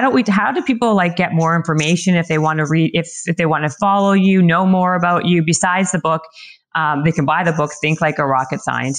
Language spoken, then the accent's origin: English; Canada; I'm Canadian